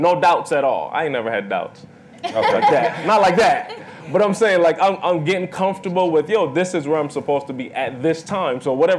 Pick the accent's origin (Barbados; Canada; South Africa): Barbados; Bridgetown, Saint Michael; now in United States; I'm from Barbados, Bridgetown, Barbados. Like my parents, Seventh-day Adventist Christian home.